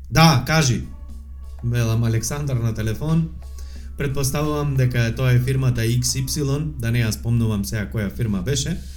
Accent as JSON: {"language": "Macedonian", "town": "Tetovo", "region": "Polog", "country": "North Macedonia", "accent": "Tetovo dialect", "said": "Зборам на Тетовски сега, бидејќи живеам, нели, и сум од Тетово."}